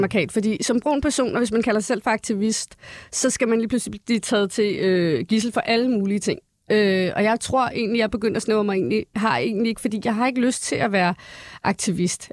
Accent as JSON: {"language": "Danish", "area": "Valby", "region": "Capital Region of Denmark", "country": "Denmark", "tie": "born or raised there", "said": "jeg er født og opvokset i Valby"}